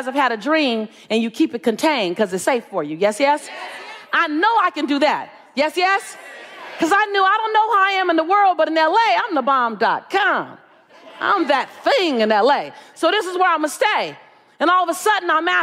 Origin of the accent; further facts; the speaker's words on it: Los Angeles, California, United States; I'm from South Central LA. I live on the edge, right?